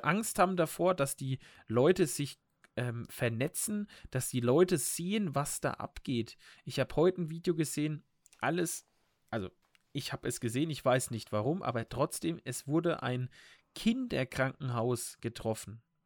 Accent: Germany; wir Deutschen

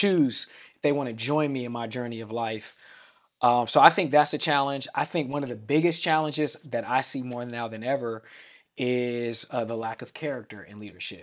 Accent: Vallejo, California, United States; I'm from the Bay Area of Vallejo, California

